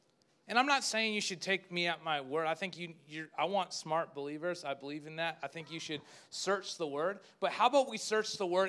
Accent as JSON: {"language": "English", "town": "Spruce Grove", "region": "Alberta", "country": "Canada", "said": "I didn't even tell people I was from Spruce Grove there. I just said Edmonton, that didn't even connect with them. So I just said Canada because that's all they knew."}